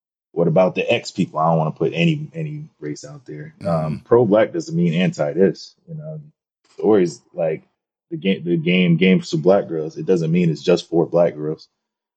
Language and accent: English; Atlanta, Georgia, United States; growing up in Atlanta